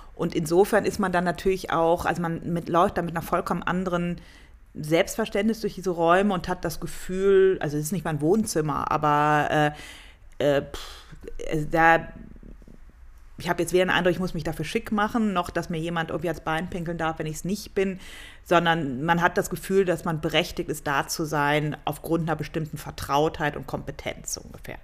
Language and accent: German; Cologne, North Rhine-Westphalia, Germany; moved away as an adult; now in Munich, Germany; Also ich komme aus Köln